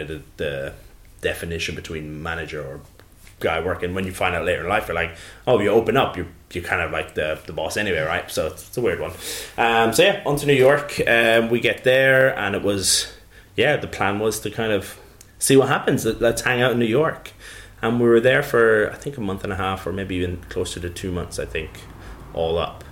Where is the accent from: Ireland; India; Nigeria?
Ireland; Tullow, County Carlow; moved away; also born or lived in New Zealand; I grew up in Ireland, yeah, in a, a little town called Tullow, um, and that's in the southeast, in a, uh, in a uh, kind of the county of Carlow